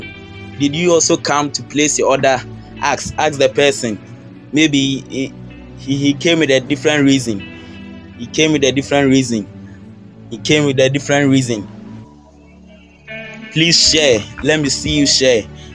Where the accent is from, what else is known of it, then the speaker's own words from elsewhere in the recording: Ghana; I'm from Ghana